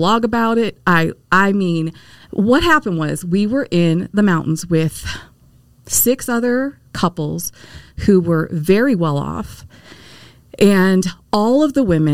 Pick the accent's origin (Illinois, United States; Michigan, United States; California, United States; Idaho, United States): Michigan, United States; Detroit; I was born in Detroit. And when you are born in Detroit, the Motor City, you don't pick your religion